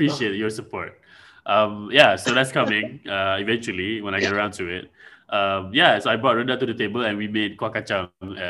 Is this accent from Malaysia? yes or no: yes; Malaysia; I'm from Malaysia.